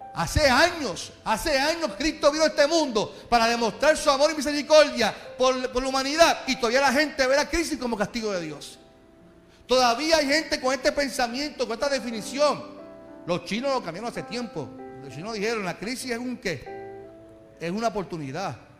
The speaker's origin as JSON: {"language": "Spanish", "town": "Carolina", "country": "Puerto Rico", "said": "yo soy de Carolina"}